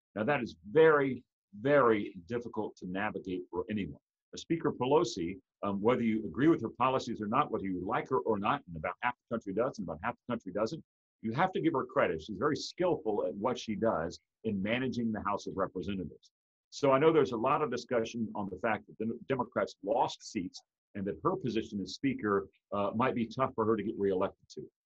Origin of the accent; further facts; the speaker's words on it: Atlanta, Georgia, United States; in my hometown of, of Atlanta, Georgia